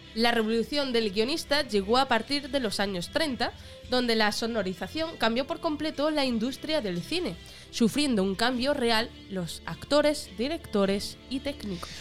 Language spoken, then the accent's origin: Spanish; Extremadura, Spain; extremeños somos la caña